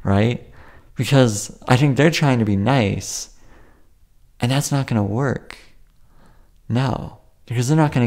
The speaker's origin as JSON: {"language": "English", "country": "Canada", "said": "I'm Canadian"}